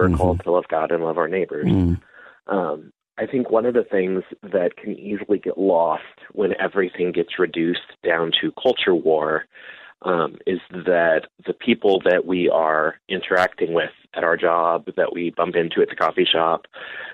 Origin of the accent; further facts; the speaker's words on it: Lincoln, Nebraska, United States; I live in my hometown of Lincoln, Nebraska.